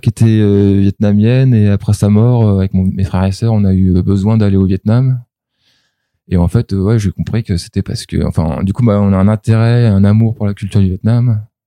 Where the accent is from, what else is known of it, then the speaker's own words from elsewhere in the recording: Germany; moved away; j'ai grandi en Allemagne